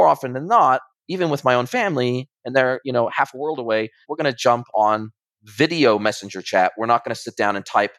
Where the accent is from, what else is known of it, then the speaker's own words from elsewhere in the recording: United States; also born or lived in New Zealand; now in Ajijic, Mexico; I'm originally from America, but then I moved to New Zealand